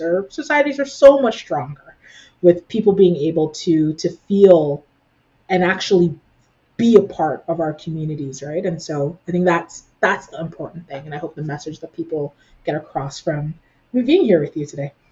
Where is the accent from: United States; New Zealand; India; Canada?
Canada; now in Ottawa, Canada; What being Canadian for me looks like it very much so involves elements of uh, my parents and the, the culture that they taught me as I grew up